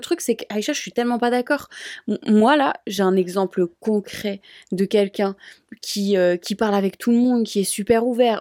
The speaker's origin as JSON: {"language": "French", "country": "France", "said": "je suis française."}